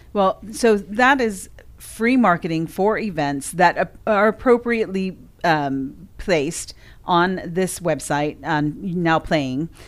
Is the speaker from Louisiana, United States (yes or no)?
no; California, United States; now in Sumner County, Tennessee, United States; we're from California originally